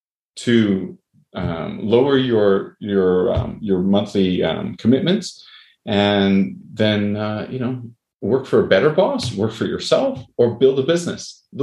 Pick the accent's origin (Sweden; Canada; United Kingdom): Canada; also born or lived in United States; I say that even though I'm Canadian, but I've lived in the U.S. and a lot of my friends are in the U.S.